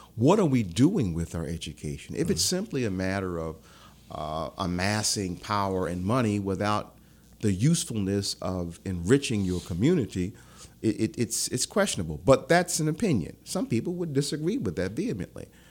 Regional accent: Philadelphia, Pennsylvania, United States; born or raised there; moved away; also born or lived in Omaha, Nebraska / Baton Rouge

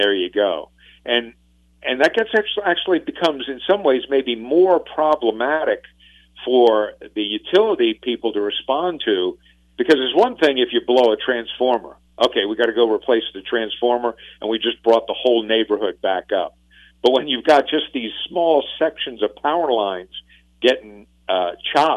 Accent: Northeast, United States; now in Louisiana, United States; I grew up in the Northeast along the East Coast

